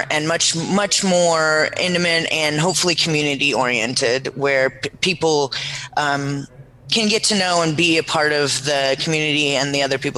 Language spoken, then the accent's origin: English; California, United States; born there; also born or lived in Seattle, United States; I was born in the Bay Area here.